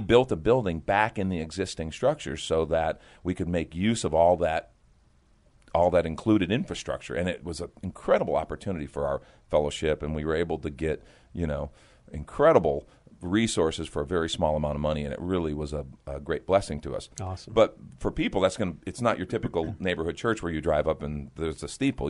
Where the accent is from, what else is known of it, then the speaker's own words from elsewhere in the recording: just outside of Chicago, Illinois, United States; now in San Antonio, United States; I grew up actually just outside of Chicago, Illinois